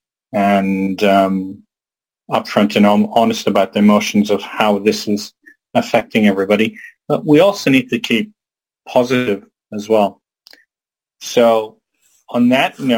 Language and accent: English; Qatar; moved away; also born or lived in United States; I grew up in Qatar, which is famous for oil and the biggest gas field in the world